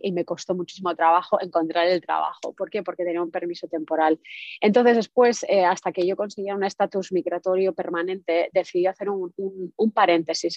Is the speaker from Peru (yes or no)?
no; Spain; now in United States; yo estoy en Estados Unidos, como decías, pero soy española